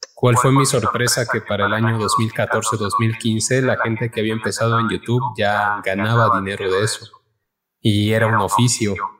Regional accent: Cochabamba, Bolivia; now in Mexico; soy un chico de Cochabamba, Bolivia. Vivo en México hace ocho años ya

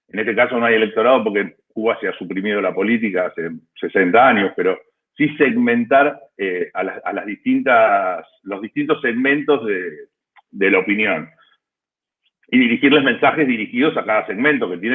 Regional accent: Argentina; now in Buenos Aires, Argentina; Yo soy argentino, estoy en Buenos

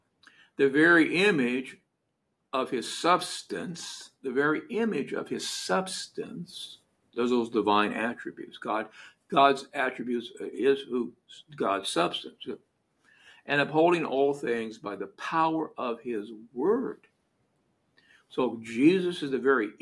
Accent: United States; I'm from America

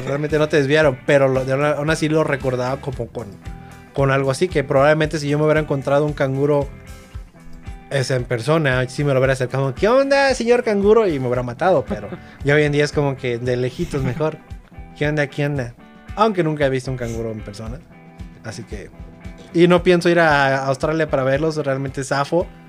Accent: Mexico; qué bueno que nací en México

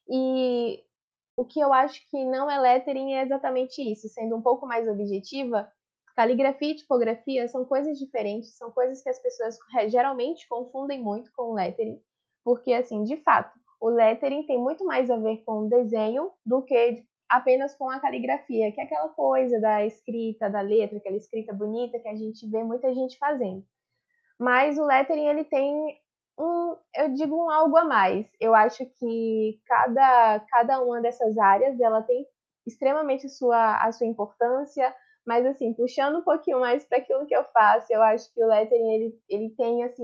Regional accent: Santo Antônio de Jesus, Bahia, Brazil; eu tenho 23 anos, eu sou do interior da Bahia, na cidade chamada Santo Antônio de Jesus

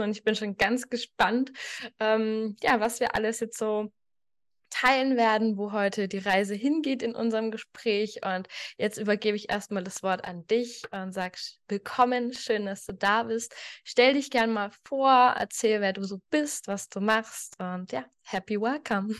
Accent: Nuremberg, Bavaria, Germany; in meiner Heimat in Nürnberg

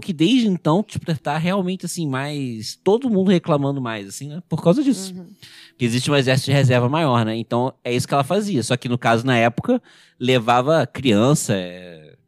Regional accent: Rio de Janeiro, Brazil; Eu sou do Rio

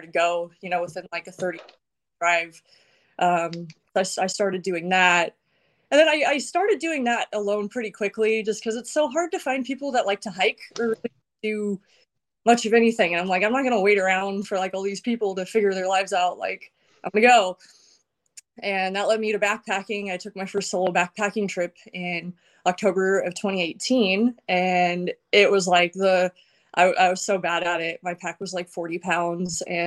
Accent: Paradise, California, United States; I'm from Paradise, California

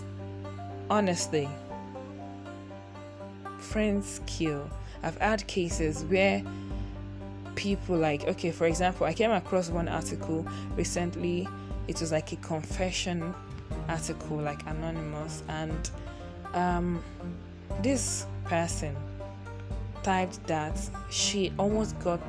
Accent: Nigeria; As a Nigerian person, as a Nigerian girl, as a Nigerian woman that I am

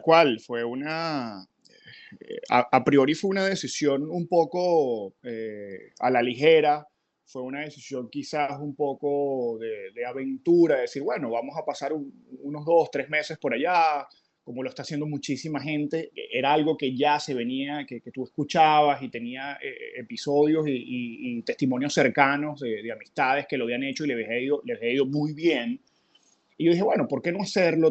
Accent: San Felipe, Yaracuy, Venezuela; moved away as an adult; now in Miami, United States; mi vínculo con, con mi ciudad natal

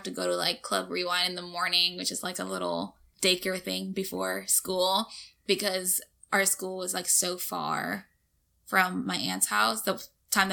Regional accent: Mexico; now in Houston, United States

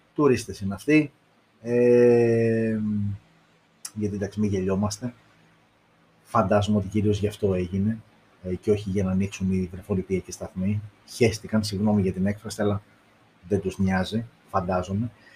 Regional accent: Greece; εμείς οι Έλληνες

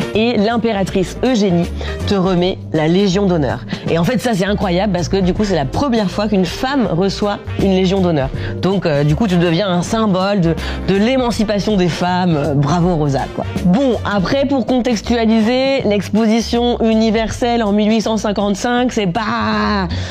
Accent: Normandy, France; moved away; also born or lived in Paris; de mon enfance euh, en Normandie et donc euh, ce que ce que c'est d'être euh, une petite fille métisse qui grandit à la campagne

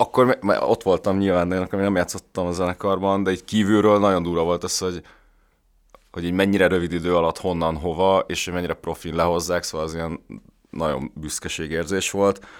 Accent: Budapest, Hungary; én Pesten születtem, meg itt nőttem fel

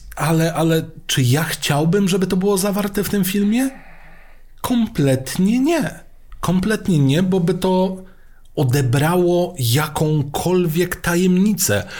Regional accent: Mielec, Subcarpathian Voivodeship, Poland; Pochodzę z Mielca. Dwa piętra pode mną mieszkała teściowa Grzegorza Lato.

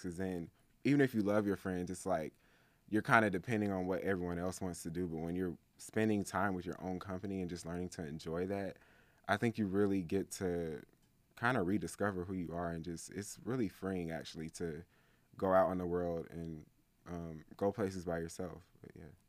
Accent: Atlanta, Georgia, United States; I'm from Atlanta, specifically the East Side

